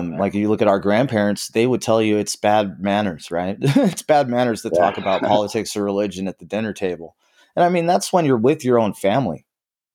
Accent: Southern California, United States; I grew up in SoCal

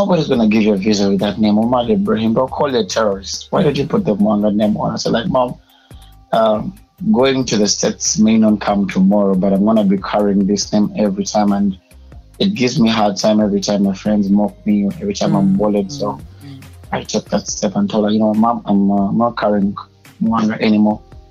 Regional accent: Uganda; I was born and raised in Uganda

